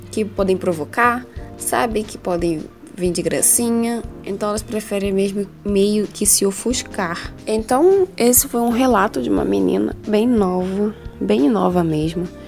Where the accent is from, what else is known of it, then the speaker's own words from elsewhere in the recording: Rio de Janeiro, Brazil; Eu sou carioca, então imagina um calor, um caos total.